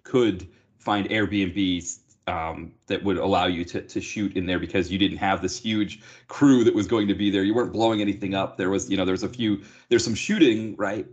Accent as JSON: {"language": "English", "country": "United States", "said": "as an American"}